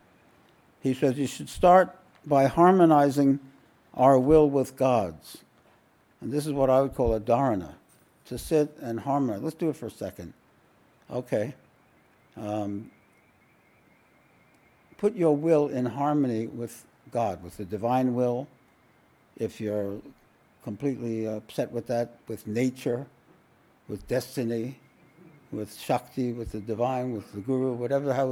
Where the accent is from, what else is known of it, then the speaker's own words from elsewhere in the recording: New York City, New York, United States; I grew up in Williamsburg, Brooklyn, where the Satmar Hasidim were.